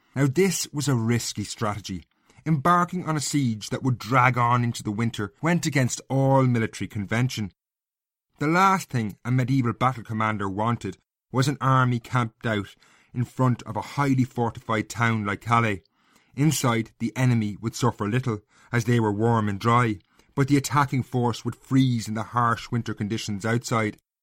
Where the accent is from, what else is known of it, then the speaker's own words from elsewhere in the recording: Castlecomer, Leinster, Ireland; I grew up in Castlecomber in North Kilkenny.